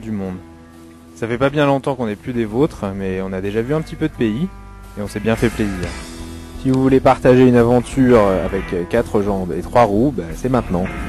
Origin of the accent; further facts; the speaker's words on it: Grenoble, Auvergne-Rhône-Alpes, France; moved away as an adult; Mon amoureuse Delphine et moi, on est grenoblois, enfin on l'est plus en fait